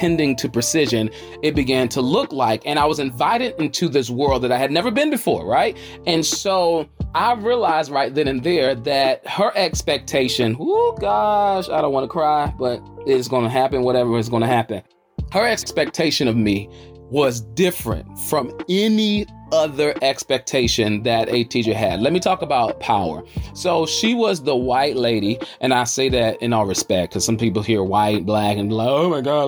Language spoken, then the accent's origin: English; Charlotte, North Carolina, United States